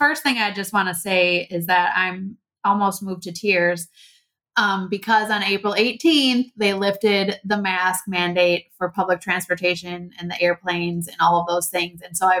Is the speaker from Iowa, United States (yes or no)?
yes; Strawberry Point, Iowa, United States; born there; I was born in Strawberry Point.